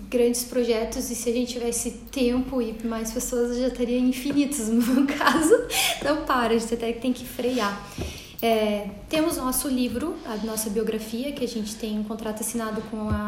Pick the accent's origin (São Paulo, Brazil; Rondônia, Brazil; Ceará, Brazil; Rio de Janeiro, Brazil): Ceará, Brazil; Fortaleza; E eu vim lá de Fortaleza para conhecer o café de vocês.